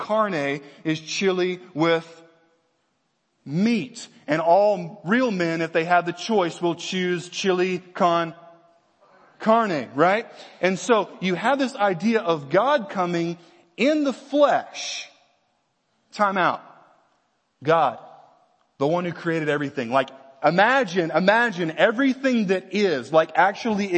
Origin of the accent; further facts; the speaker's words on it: Virginia, United States; we're from Virginia